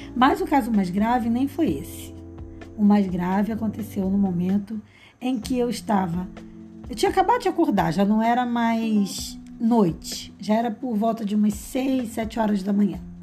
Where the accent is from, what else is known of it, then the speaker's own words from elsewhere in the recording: Rio de Janeiro, Brazil; eu sou do Rio de Janeiro